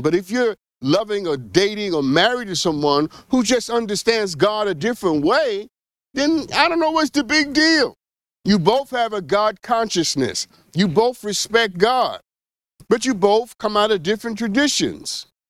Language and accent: English; New York, United States; I am from New York, specifically Flushing, New York